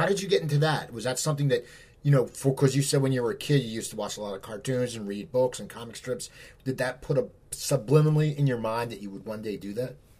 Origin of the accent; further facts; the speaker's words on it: outside Philadelphia, Pennsylvania, United States; moved away as an adult; also born or lived in Los Angeles; I moved back to where I grew up in outside Philadelphia